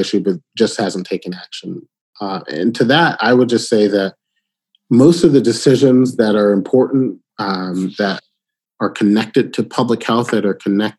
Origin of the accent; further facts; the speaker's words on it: Birmingham, Alabama, United States; also born or lived in Detroit, Michigan; I was born in Michigan, born in Detroit, but I spent a lot of my childhood in the South. And so, you know, growing up in Birmingham, Alabama